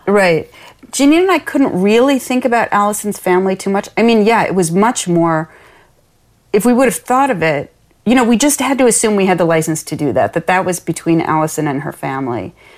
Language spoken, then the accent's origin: English; Lansing, Michigan, United States; this neighborhood that I grew up in in Lansing, Michigan